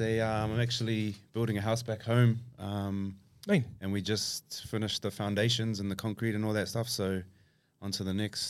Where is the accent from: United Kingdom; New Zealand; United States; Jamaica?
New Zealand; Auckland; I'm from the North Shore of Auckland.